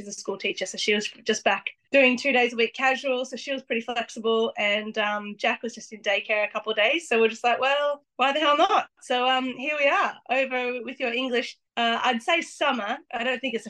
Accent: Australia; moved away as an adult; now in Solihull, United Kingdom; being an Australian

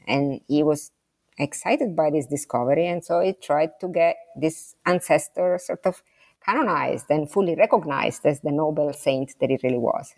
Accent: Sicily, Italy; English is a second language; moved away; I'm from Sicily, so I'm next door to Calabria

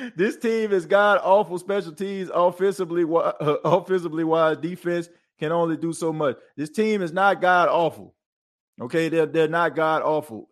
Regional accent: New Orleans, Louisiana, United States; growing up in New Orleans

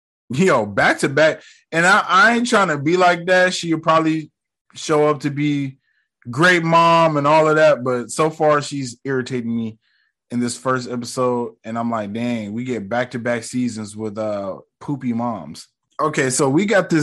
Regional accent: United States; I grew up in America

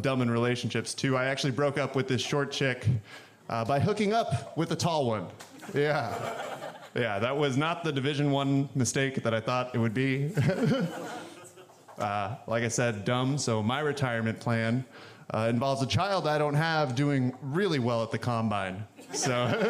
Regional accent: the Bible Belt, United States; now in Portland, United States; I grew up in the Bible Belt

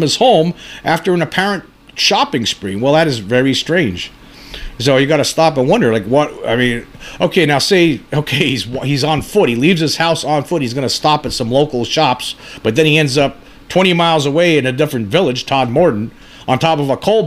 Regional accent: Pennsylvania, United States; where I grew up here in Pennsylvania, there's a lot of coal banks

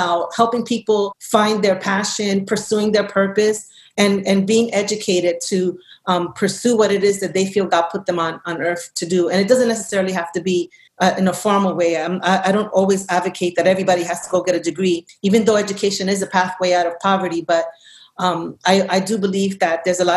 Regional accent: New York City, New York, United States; also born or lived in Brooklyn; I was born and raised in New York City in the Lower East Side of Manhattan

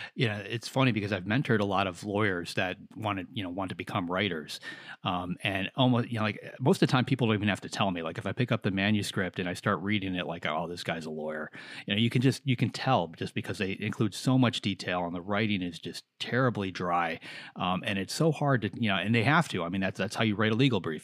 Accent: near Chicago, Illinois, United States; growing up near Chicago

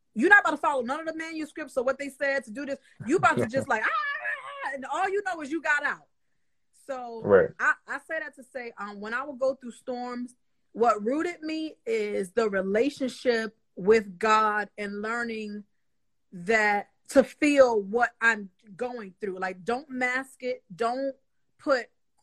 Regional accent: New York City, New York, United States; I'm from Harlem, New York, but I was born throughout the crack epidemic

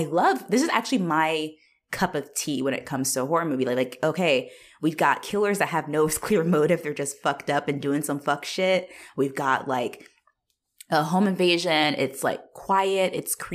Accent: Australia; I'm Australian.

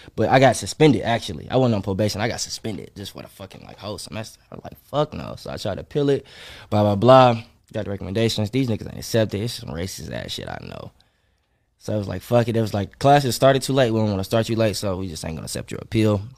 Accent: North Carolina, United States; moved away as an adult; also born or lived in Atlanta / Nashville; I ain't lived in North Carolina in a minute

